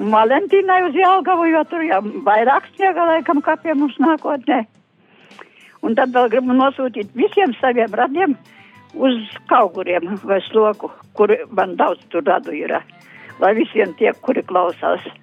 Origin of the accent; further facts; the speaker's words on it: Balvi Municipality, Latgale, Latvia; moved away; uz savu latgales puses baunovadu. novadu E, uz saviem radiem, draugiem, kas man tur ir, uz manu dzimto pusīti